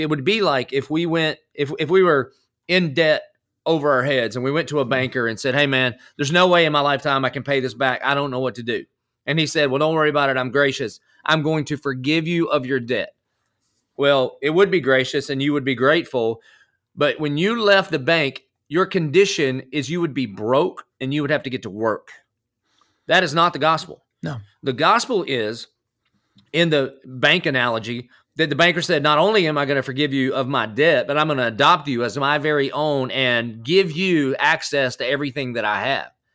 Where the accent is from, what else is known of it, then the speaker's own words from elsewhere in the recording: the South, United States; accent: country; now in Jacksonville, United States; I I grew up in the South, but I did not grow up at church.